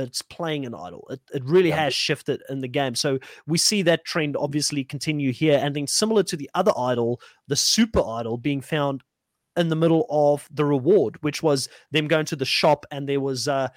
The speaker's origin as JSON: {"language": "English", "country": "South Africa", "said": "I'm from South Africa."}